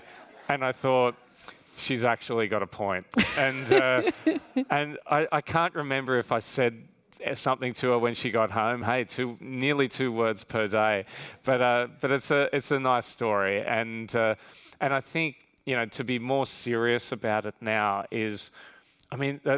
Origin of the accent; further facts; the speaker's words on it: Australia; accent: Australian; especially in my Australian accent too.